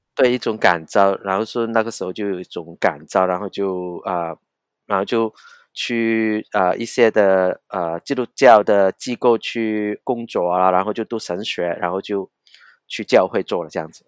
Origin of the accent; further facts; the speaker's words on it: Hong Kong; Chinese is a second language; 我是，呃，在香港。我是在香港成长的人